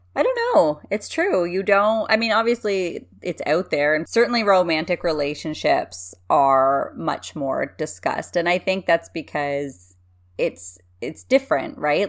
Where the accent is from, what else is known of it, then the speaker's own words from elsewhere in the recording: Canada; I'm a Canadian